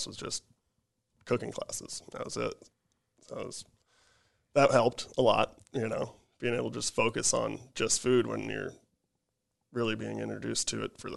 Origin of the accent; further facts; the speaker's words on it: Chamberlain, South Dakota, United States; moved away; I'm from Chamberlain, South Dakota, so there's not much to do up there.